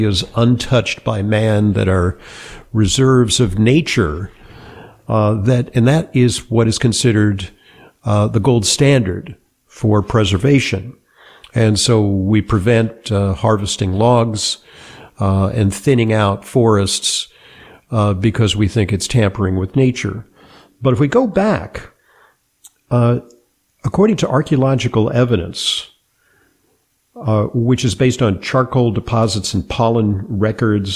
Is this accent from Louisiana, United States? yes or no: no; Santa Monica, California, United States; I grew up in Southern California in Santa Monica